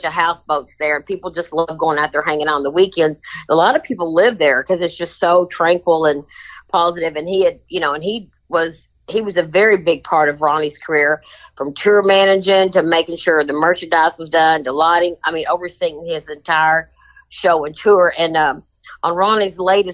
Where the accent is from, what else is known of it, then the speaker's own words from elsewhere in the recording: Kentucky, United States; accent: Kentucky; my accent from Kentucky.